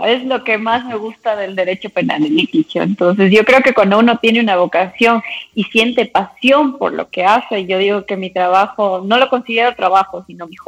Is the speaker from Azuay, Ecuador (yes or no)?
yes; Cuenca, Azuay, Ecuador; moved away as an adult; now in Quito, Ecuador; Sí, yo soy cuencana, pero ya estoy radicada aquí en la capital alrededor de ah. unos 11, 12 años. Por eso he perdido un poco el acento.